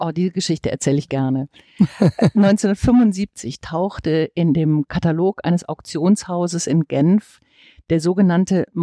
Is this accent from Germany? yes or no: yes; Bonn, North Rhine-Westphalia, Germany; now in Münster, Germany; in meiner Heimatstadt Bonn